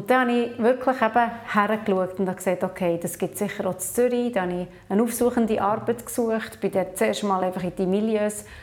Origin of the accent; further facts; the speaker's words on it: Papua New Guinea; also born or lived in Switzerland; now in Tel Aviv, Israel; Aufgewachsen bin ich in Papua-Neuguinea als Mission Kid. 20 Jahre in der Schweiz gelebt und jetzt eben knapp neun Jahre in Tel Aviv.